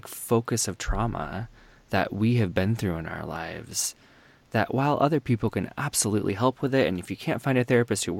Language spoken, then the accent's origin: English; Midwest, United States; where I grew up in the Midwest